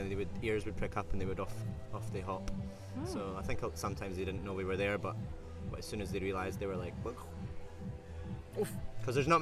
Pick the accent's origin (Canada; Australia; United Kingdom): United Kingdom; Edinburgh, Scotland; accent: Scottish; from Edinburgh